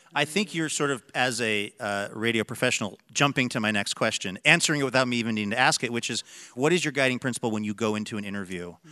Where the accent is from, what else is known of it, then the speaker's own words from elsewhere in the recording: the Northwest, Pacific Northwest, United States; I grew up in the Northwest